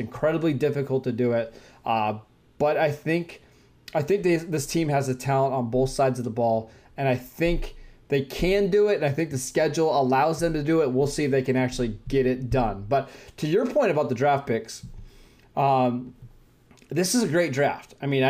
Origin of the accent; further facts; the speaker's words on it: Pittsburgh, Pennsylvania, United States; my hometown Pittsburgh